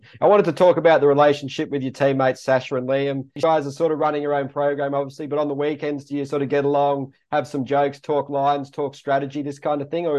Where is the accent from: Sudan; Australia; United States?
Australia; me being Australian